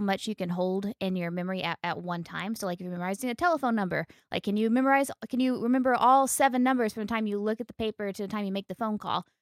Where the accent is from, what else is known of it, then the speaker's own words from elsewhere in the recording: United States; being an American